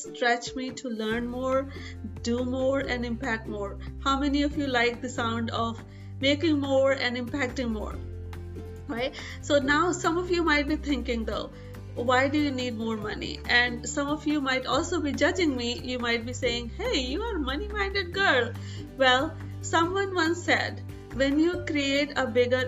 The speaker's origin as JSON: {"language": "English", "country": "India", "tie": "born or raised there", "said": "growing up in India"}